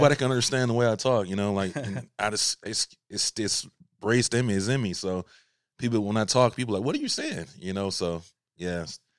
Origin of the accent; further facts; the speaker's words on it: Albany, Georgia, United States; I'm originally from Albany, Georgia, small little city.